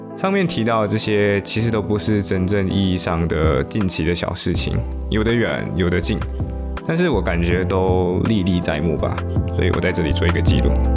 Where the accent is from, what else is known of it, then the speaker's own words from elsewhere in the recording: Malaysia; 但是后来三月份马来西亚就进入了限行令嘛，也就是 MCO。于是我就回到我的故乡，我就安逸，我就在我的故乡里面安逸的度过了两个季度。